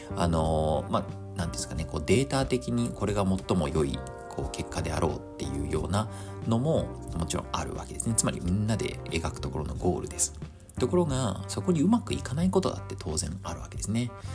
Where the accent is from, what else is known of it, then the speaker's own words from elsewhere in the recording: Japan; first language Japanese; moved away as an adult; now in Belgium; この難しい複雑で曖昧な言語を母国語にできている